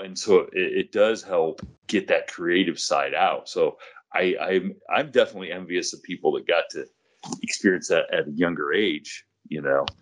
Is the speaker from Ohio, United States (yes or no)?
yes; Ohio, United States; where I grew up in Ohio